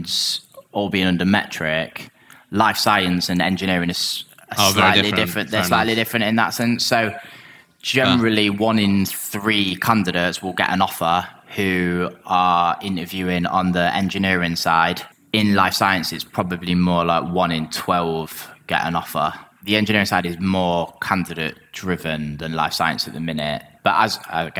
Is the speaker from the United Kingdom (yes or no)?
yes; England, United Kingdom; I'm English